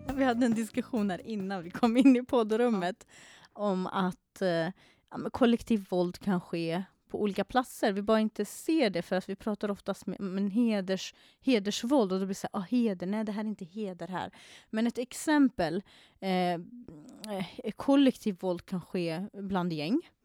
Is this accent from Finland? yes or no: no; Iraq; now in Sweden; jag kommer själv från Irak